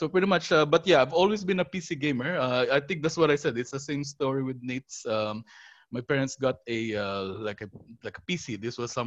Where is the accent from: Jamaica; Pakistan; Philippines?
Philippines; moved away; Because I grew up in the Philippines. I was originally from Philippines.